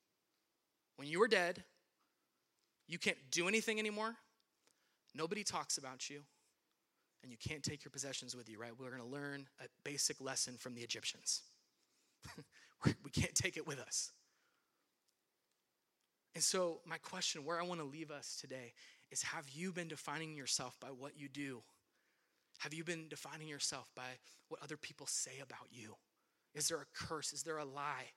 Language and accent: English; Lancaster, California, United States; also born or lived in Mojave, California; I grew up in Lancaster